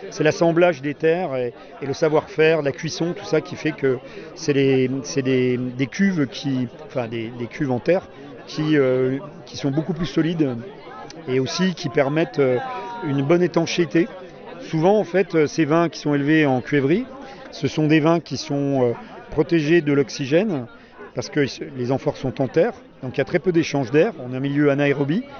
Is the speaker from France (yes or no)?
yes; Burgundy, Bourgogne-Franche-Comté, France; je viens de Bourgogne